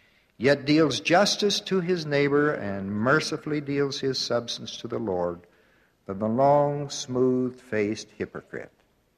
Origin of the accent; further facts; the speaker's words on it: Midwest, United States; I had a paper route in my hometown in the Midwest